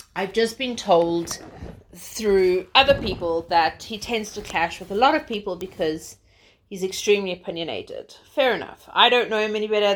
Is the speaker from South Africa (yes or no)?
yes; South Africa; moved away as an adult; also born or lived in Zimbabwe; now in London, United Kingdom; I'm originally South African